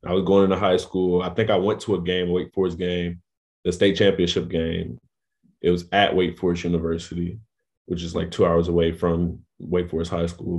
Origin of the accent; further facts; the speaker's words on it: Raleigh-Durham area, North Carolina, United States; also born or lived in New Orleans, Louisiana; me and my family relocated to North Carolina, um, like the Raleigh, Durham area